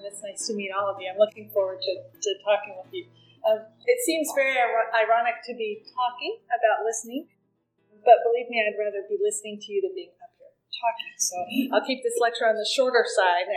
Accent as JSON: {"language": "English", "region": "Appalachian Kentucky", "country": "United States", "tie": "born or raised there", "said": "I grew up in Appalachian, Kentucky"}